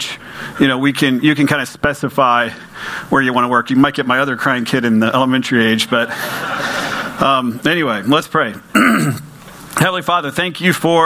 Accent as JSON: {"language": "English", "country": "United States", "said": "I'm from Polk County."}